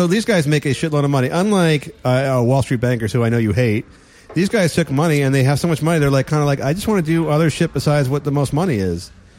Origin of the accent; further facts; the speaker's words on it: California, United States; I am from the Bay Area. I'm so happy with this.